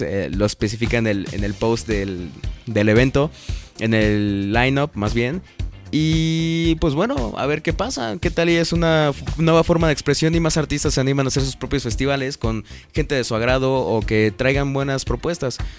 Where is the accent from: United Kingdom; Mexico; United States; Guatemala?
Mexico; Puebla; soy de Puebla